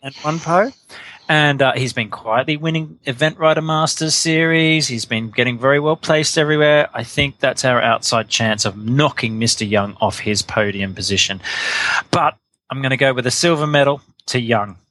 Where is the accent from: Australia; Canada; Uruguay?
Australia; I'm Australian